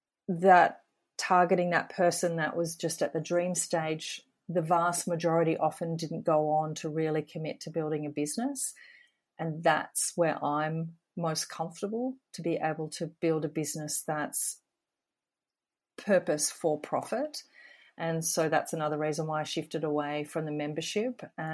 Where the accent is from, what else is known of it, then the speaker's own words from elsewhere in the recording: Australia; being an Aussie, and currently I work out of Sydney, and that's the beauty of the internet.